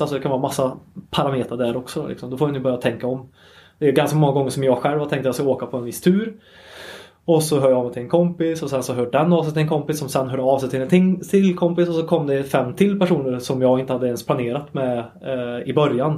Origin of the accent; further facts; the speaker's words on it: Sunne, Värmland, Sweden; jag är ju en Värmlandspöjk om inte det har hörts mm. sen mm. innan. Eh, uppvuxen i, i Sunne, mitt i mörka skogen i Värmland.